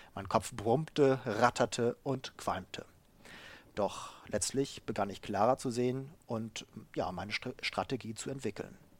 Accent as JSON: {"language": "German", "region": "Bremen", "country": "Germany", "also_born_or_lived": "United States / Japan", "moved": "yes", "lives_now": "Hamburg, Germany", "said": "Ich komme ursprünglich aus dem Bremer Raum, wohne jetzt in Hamburg"}